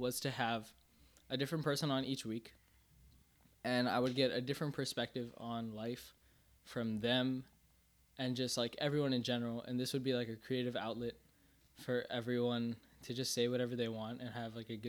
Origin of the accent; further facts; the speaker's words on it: Northern Virginia, United States; also born or lived in Minnesota / Fairfax, Virginia; we moved to Virginia and we were in Fairfax. And then in third grade, I moved here.